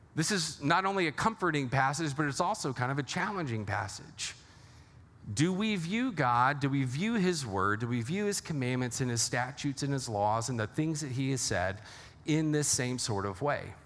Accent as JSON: {"language": "English", "region": "Texas", "country": "United States", "moved": "yes", "lives_now": "Lake Orion, United States", "said": "I'm originally from Texas"}